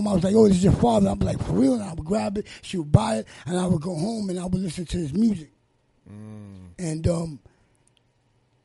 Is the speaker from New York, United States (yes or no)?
yes; New York City, New York, United States; we came from the hood and we came from Spanish Harlem in the barrio